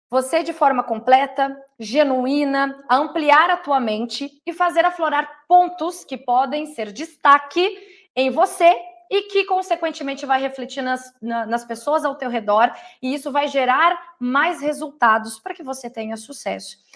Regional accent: Porto Alegre, Rio Grande do Sul, Brazil; also born or lived in Bagé; now in Porto Seguro, Brazil; Eu sou natural, eu nasci em Bagé, Rio Grande do Sul, porém toda a minha criação foi em Porto Alegre e lá eu comecei a minha vida.

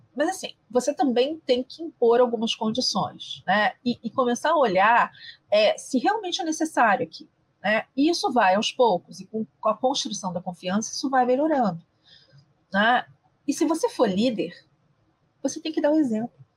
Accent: Rio de Janeiro, Brazil; eu sou carioca

